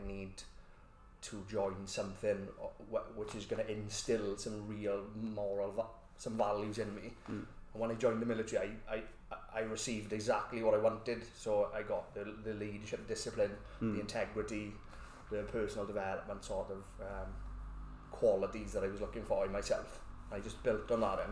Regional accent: Port Talbot, Wales, United Kingdom; I'm from Port Talbot.

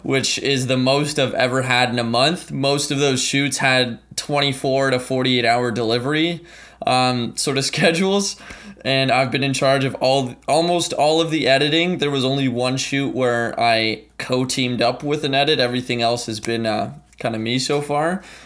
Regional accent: Ottawa, Ontario, Canada; also born or lived in St. John's, Newfoundland and Labrador, Canada; I was born in Saint John's, Newfoundland, uh, came to Ottawa, Canada in two thousand when I was about four years old.

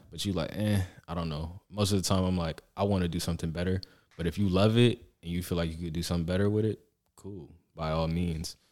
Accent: Atlanta, Georgia, United States; I'm from Atlanta

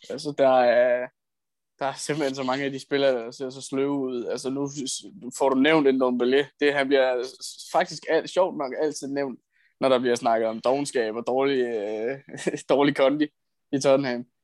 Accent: Italy; Jeg er italiener

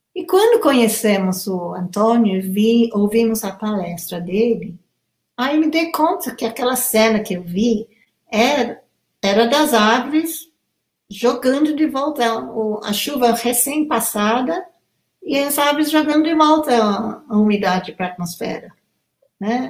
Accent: Kenya; Portuguese is a second language; now in Brazil; desde a minha infância no Quênia

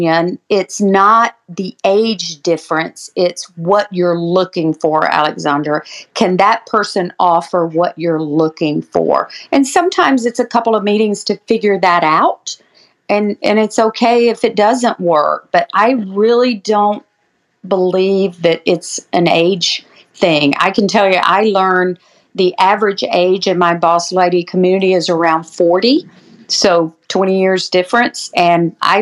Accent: Georgia, United States; I am from Georgia

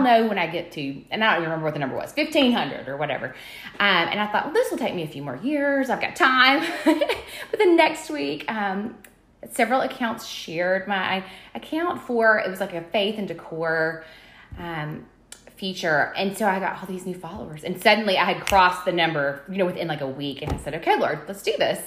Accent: Birmingham, Alabama, United States; I grew up here in Alabama, uh, here in Birmingham

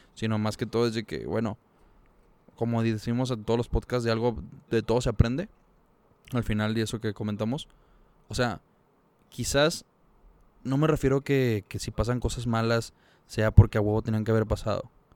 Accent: Monterrey, Nuevo León, Mexico; somos regios

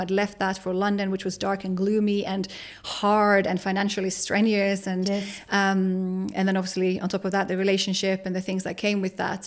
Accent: Finland; moved away as an adult; my hometown

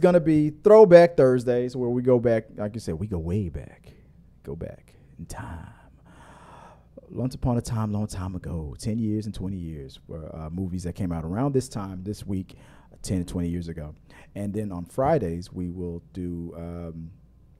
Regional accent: Houston, Texas, United States; we are from Houston

